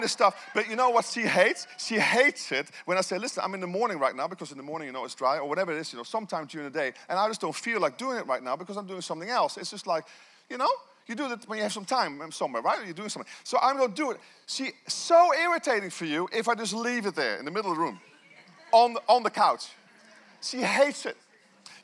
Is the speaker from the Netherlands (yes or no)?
yes; Netherlands; moved away as an adult; now in New Zealand; I left my country of Holland to be here in this nation